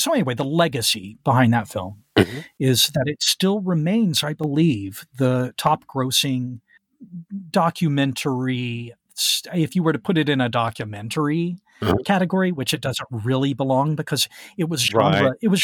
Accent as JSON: {"language": "English", "town": "Texarkana", "region": "Texas", "country": "United States", "tie": "born or raised there", "said": "my hometown of Texarkana"}